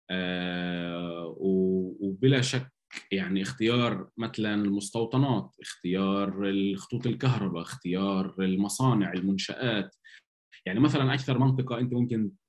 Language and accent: Arabic; Palestine; يعني احنا دائما بنقول عن حالنا انه احنا شعب فلسطيني وبنتطوع وبنحب نتطوع